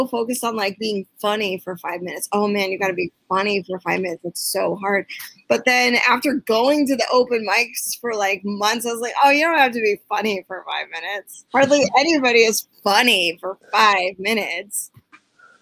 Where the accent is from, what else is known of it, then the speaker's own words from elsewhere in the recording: Chicago, Illinois, United States; I'm from the North Shore of Chicago